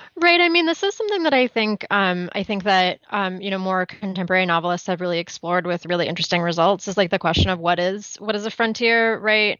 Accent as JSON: {"language": "English", "town": "Los Angeles", "region": "California", "country": "United States", "moved": "yes", "said": "I'm from Los Angeles"}